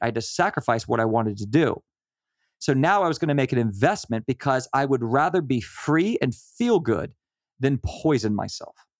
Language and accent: English; Virginia, United States; We are from Virginia